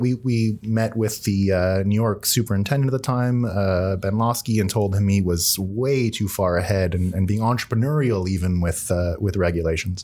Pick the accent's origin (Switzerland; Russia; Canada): Canada; I'm Canadian